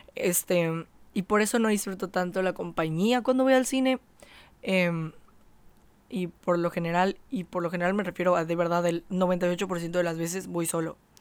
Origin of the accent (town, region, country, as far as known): Mexico